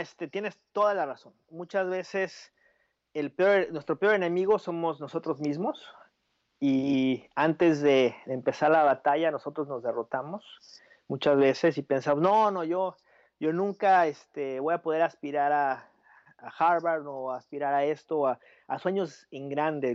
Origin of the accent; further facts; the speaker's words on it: Mexico City, Mexico; first language Spanish; moved away as an adult; yo soy mexicano, nací en la Ciudad de México, eh, crecí allá